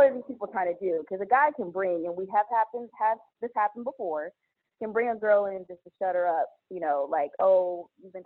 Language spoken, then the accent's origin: English; Dallas, Texas, United States; also born or lived in Louisiana; I'm born and raised in Dallas